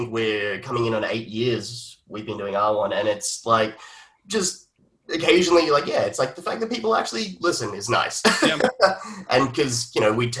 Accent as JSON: {"language": "English", "country": "Australia", "tie": "born or raised there", "accent": "Canadian", "said": "I used to have a thick accent back when I was a kid, despite being in Australia"}